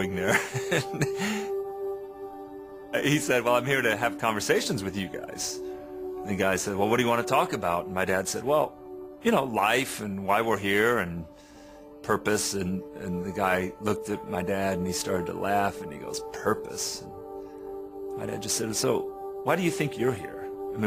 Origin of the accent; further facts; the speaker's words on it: England, United Kingdom; now in United States; I grew up in England